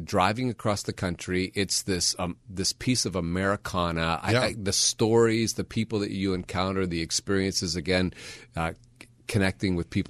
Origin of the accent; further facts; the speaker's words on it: Milwaukee, Wisconsin, United States; moved away; I grew up in Milwaukee, Wisconsin.